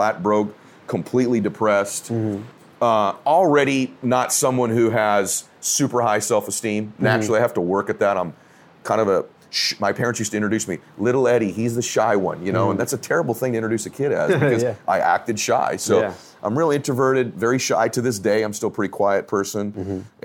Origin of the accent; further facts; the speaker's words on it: Diamond Bar, California, United States; also born or lived in Boston, Massachusetts; I'm from Diamond Bar, California. That's where I grew up. I was born in Boston, but I'm from Diamond Bar, California